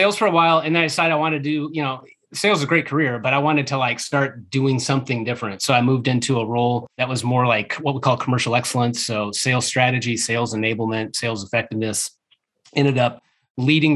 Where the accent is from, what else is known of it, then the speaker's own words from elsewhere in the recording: Omaha, Nebraska, United States; moved away as an adult; also born or lived in Kansas City area; now in Kansas City, United States; I grew up in Omaha, Nebraska.